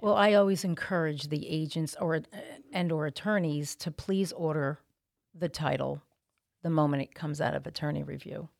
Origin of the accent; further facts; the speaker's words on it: Montville, New Jersey, United States; moved away as an adult; now in South Jersey, United States; I am from Montville